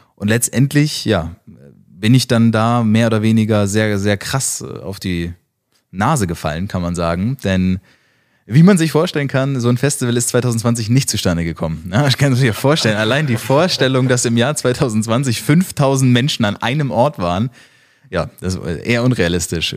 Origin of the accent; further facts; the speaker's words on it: flew in from Hamburg, Northern Germany, Germany; so sprechen wir ja, da wo ich herkomme